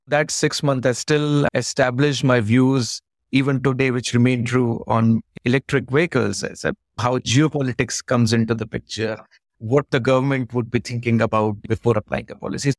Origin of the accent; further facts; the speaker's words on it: Pauri, Uttarakhand, India; I was born in the mountains. I'm from Uttarakhand. It was a town called Pauri Garhwal. Beautiful place, surrounded by jungle. So we grew up in with a lot of outdoors.